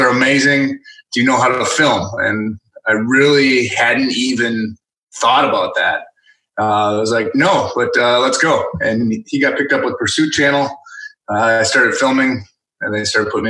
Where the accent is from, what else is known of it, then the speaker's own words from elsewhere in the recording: Northeast Wisconsin, United States; moved away as an adult; I grew up in Northeast Wisconsin and left for the Marine Corps 2 days after high school graduation.